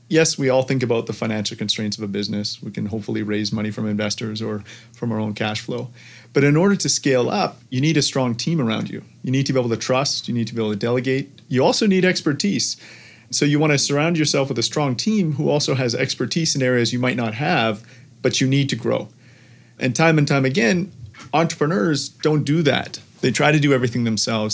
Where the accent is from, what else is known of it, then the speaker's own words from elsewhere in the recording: Canada; I'm Canadian